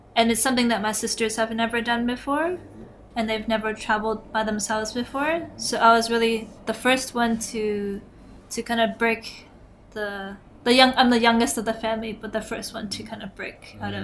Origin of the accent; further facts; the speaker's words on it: Toronto, Ontario, Canada; I'm from Toronto, Canada, mm. and downtown Toronto.